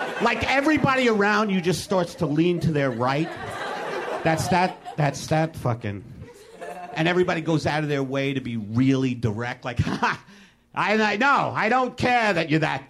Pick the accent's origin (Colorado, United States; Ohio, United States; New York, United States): New York, United States; now in Los Angeles, United States; I'm from New York